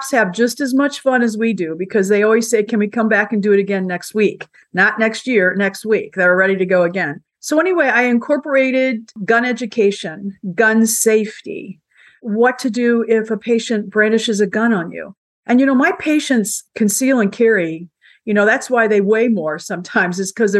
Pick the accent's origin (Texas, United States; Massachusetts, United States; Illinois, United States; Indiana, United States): Indiana, United States; I'm from Indiana.